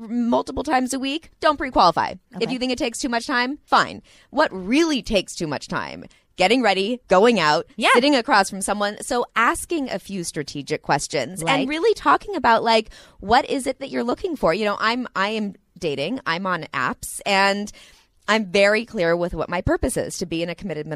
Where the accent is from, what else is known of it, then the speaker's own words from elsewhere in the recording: Santa Monica, California, United States; I'm from Santa Monica also